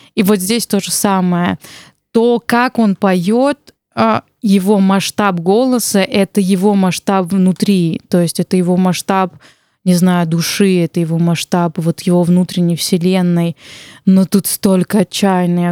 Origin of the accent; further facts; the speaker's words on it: Armenia; я армянка